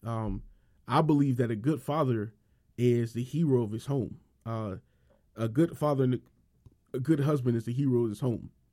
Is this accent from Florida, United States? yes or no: yes; Miami, Florida, United States; I was born and raised in Miami and Miami, Florida